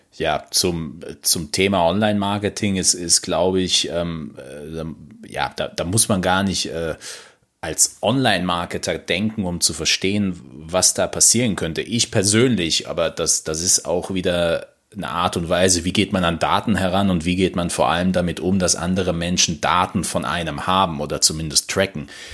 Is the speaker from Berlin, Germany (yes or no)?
no; Mannheim, Baden-Württemberg, Germany; Ich komme natürlich nicht aus Stuttgart, ich komme aus Monnem.